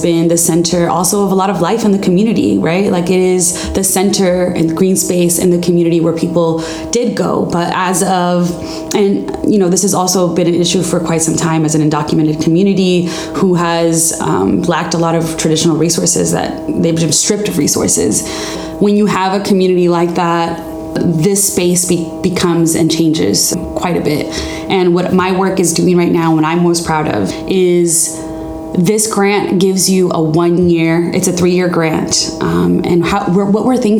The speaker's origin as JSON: {"language": "English", "town": "Inglewood", "region": "California", "country": "United States", "tie": "born or raised there", "said": "I am from Inglewood. I grew up here"}